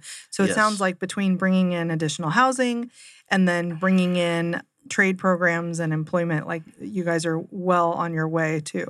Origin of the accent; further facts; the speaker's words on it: Seattle, Washington, United States; now in Arizona, United States; So growing up in Seattle, a lot of our community colleges had all kinds of aerospace programs because we feed into Boeing